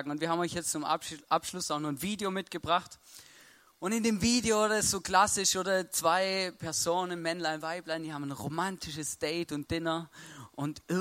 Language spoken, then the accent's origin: German; Baden-Württemberg, Germany; und ich bin Schwabe und, und Deutsch und auf eine Weise erzogen worden